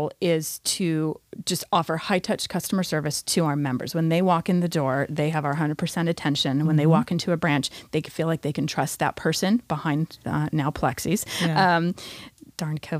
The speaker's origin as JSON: {"language": "English", "town": "Napa", "region": "California", "country": "United States", "tie": "born or raised there", "lives_now": "Ventura County, United States", "said": "I'm actually from Napa, so Napa Valley wine country"}